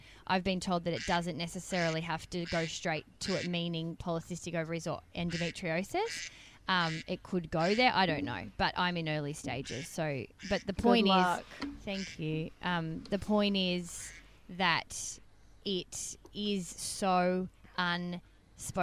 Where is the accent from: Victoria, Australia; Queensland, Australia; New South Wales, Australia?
Victoria, Australia; Melbourne; Hughes and Kate is like our Melbourne heroes growing up in Melbourne